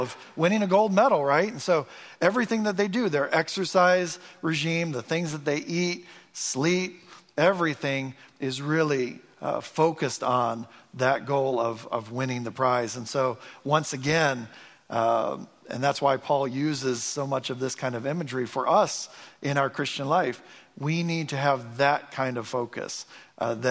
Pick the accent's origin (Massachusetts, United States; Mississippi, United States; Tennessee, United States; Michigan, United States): Michigan, United States; I'm from Michigan, so I'm a Detroit Pistons fan